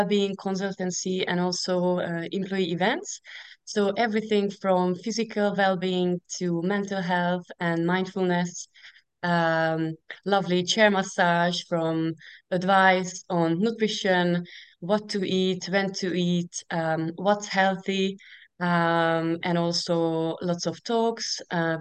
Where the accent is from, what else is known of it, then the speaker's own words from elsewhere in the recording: Hungary; English is a second language; moved away as an adult; now in United Kingdom; 10 years ago I moved from Hungary to the UK